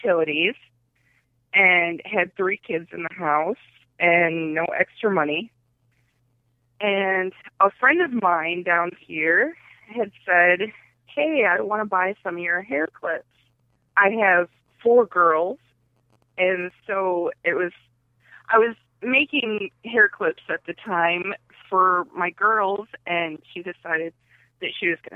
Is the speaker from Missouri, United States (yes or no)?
no; Beloit, Wisconsin, United States; also born or lived in Rockford, Illinois; I was born in Rockford, and I was raised on the east side of Beloit.